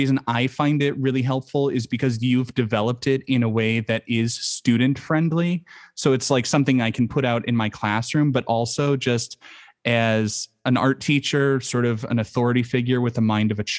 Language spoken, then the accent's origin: English; United States; accent: American; my American accent